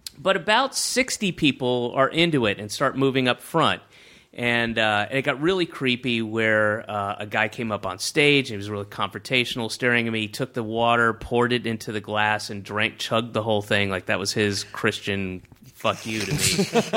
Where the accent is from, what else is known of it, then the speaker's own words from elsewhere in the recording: the South, United States; moved away; I grew up in the South